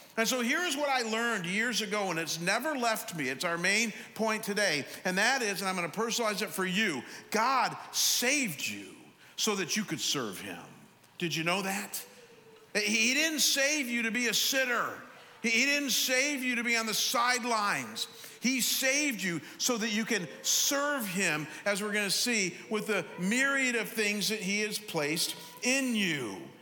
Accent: Cleveland, Ohio, United States; I'm from Cleveland, but I went to Chicago

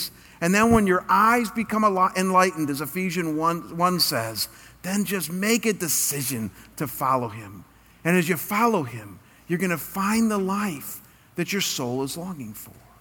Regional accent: United States; I'm an American

